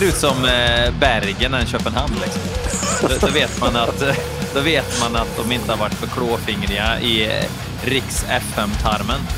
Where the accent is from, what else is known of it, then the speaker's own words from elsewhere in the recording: Värmland, Sweden; accent: Värmländska; jag, jag pratar värmländska